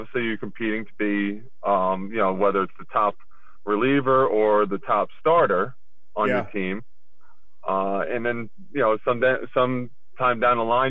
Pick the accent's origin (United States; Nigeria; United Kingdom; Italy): United States; Long Island, New York; Growing up in Long Island, in my hometown